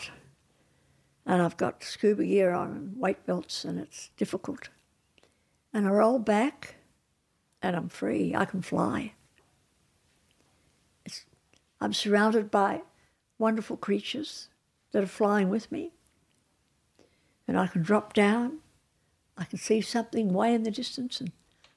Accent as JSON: {"language": "English", "country": "Australia", "said": "I'm an Australian"}